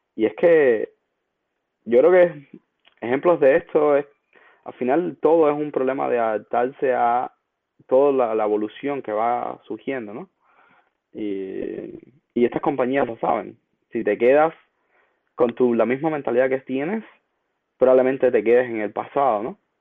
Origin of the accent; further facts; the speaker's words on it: Cuba; moved away as an adult; now in United States; en mi caso como cubano, eh, mientras vivía en Cuba